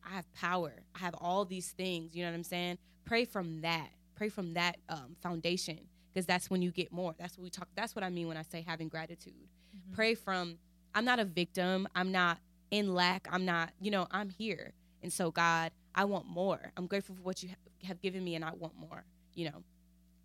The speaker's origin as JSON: {"language": "English", "country": "United States", "said": "I'm still from here"}